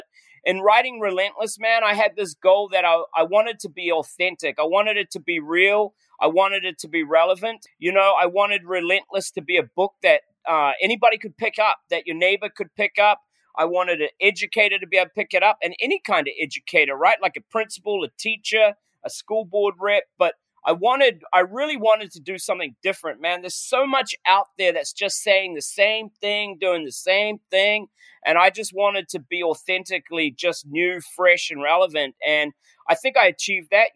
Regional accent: New Zealand; moved away; I'm a Kiwi, man. And, you know, you grow up pretty humbled as a Kiwi.

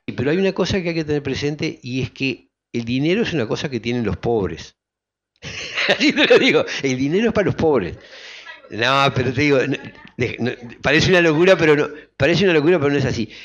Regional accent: Uruguay; como colectividad humana que somos los uruguayos

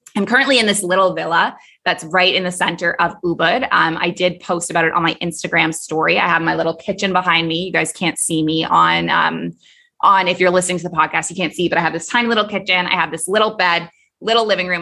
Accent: Toronto, Ontario, Canada; moved away as an adult; also born or lived in Kuwait / Abu Dhabi; now in Bali, Indonesia; I was raised in Toronto

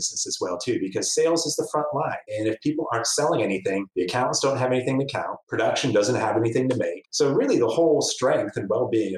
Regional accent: Cincinnati, Ohio, United States; also born or lived in Oregon / Denver; now in Dayton, United States; I'm originally from Cincinnati

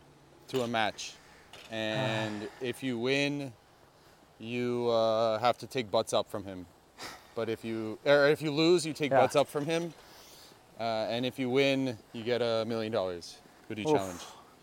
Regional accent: New York, United States; I grew up in New York.

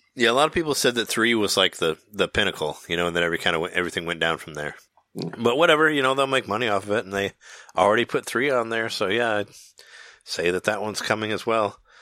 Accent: Peoria, Illinois, United States; the Toys R Us I went to in high school in Peoria

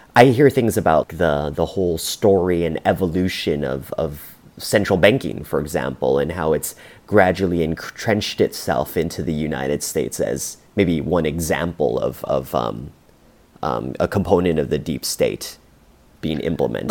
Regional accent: Canada; as a Canadian

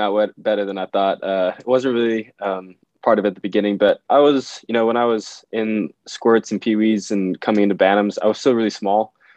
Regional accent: Minnesota, United States; I'm from Minnesota, so hockey was really big. Yeah, um, yeah, played hockey and soccer growing up.

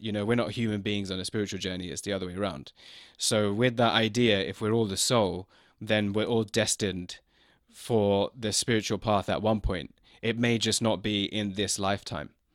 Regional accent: London, United Kingdom; also born or lived in China; I was born in London. So f, for me, growing up with that, being in London

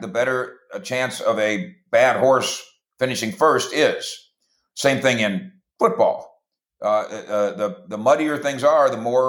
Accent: Minnesota, United States; as a kid growing up in Minnesota

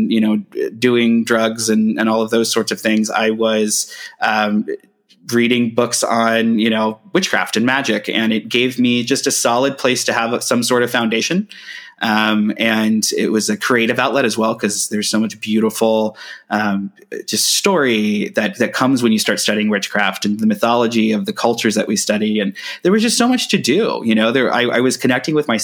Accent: Brown County, Ohio, United States; I grew up in Brown County, Ohio

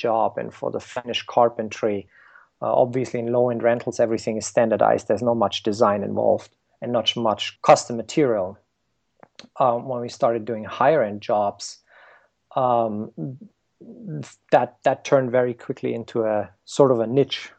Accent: Germany; moved away as an adult; now in United States; I grew up in Germany

